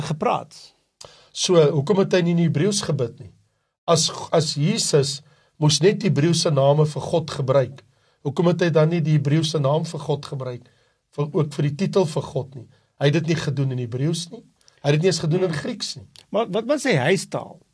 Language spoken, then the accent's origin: Afrikaans; South Africa; Maar ek is Afrikaner. So as 'n Afrikaner, watter taal moet ek gebruik? Ek het 'n Afrikaanse Bybel.